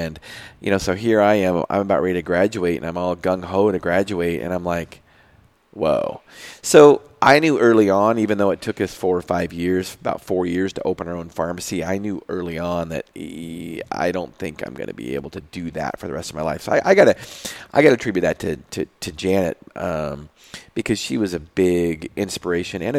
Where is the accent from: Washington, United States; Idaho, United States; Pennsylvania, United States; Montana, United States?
Washington, United States; Moses Lake; I interned at a small pharmacy in Moses Lake, my hometown